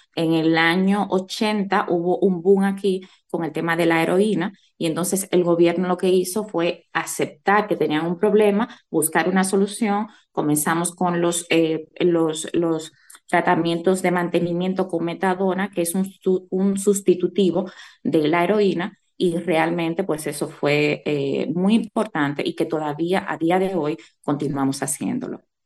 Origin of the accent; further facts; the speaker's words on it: Bajos de Haina, San Cristóbal, Dominican Republic; now in Madrid, Spain; Yo soy jainera de pura cepa, orgullosamente